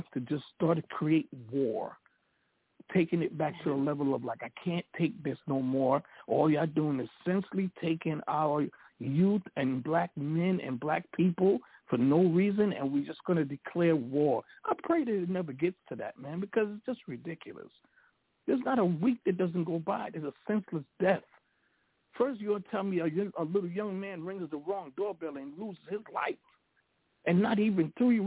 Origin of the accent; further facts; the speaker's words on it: New York, United States; I'm a New Yorker